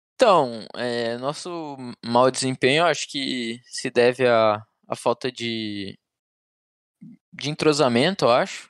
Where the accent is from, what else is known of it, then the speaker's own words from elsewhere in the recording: Balneário Camboriú, Santa Catarina, Brazil; Eu sou de Balneário Camboriú, nasci Camboriú. aqui, sempre morei aqui.